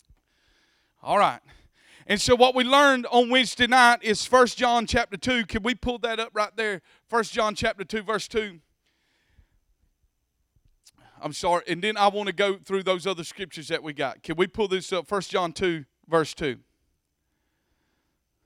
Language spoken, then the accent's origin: English; Bacon County, Georgia, United States; moved away; I came from Bacon County